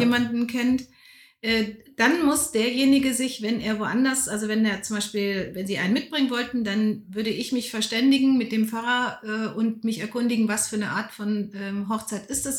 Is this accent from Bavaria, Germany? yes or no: no; North Rhine-Westphalia, Germany; moved away as an adult; also born or lived in Karlsruhe / Bonn / Berlin; now in Lütte, Germany; Und durch die Industrie ist mein Vater als Ingenieur an den linken Niederrhein gekommen. Da habe ja. ich katholisches, ländliches Umfeld als Kind ja. und Jugendliche kennengelernt